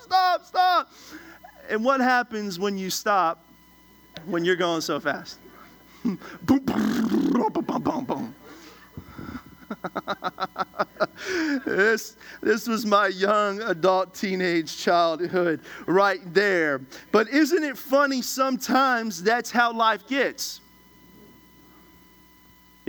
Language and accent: English; Washington, District of Columbia, United States; I'm originally from Washington, D.C.